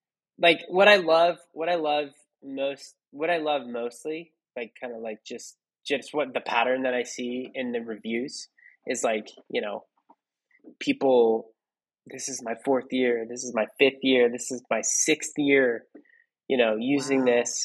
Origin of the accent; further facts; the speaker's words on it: Philippines; I'm not as young as I look. I'm Filipino